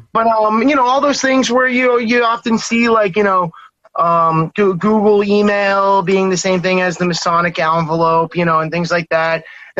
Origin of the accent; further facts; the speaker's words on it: Massachusetts, United States; also born or lived in Maine / New Hampshire; From Massachusetts.